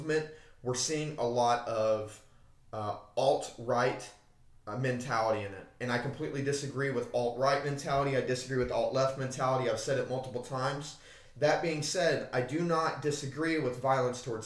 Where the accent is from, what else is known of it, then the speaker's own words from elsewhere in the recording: United States; as an American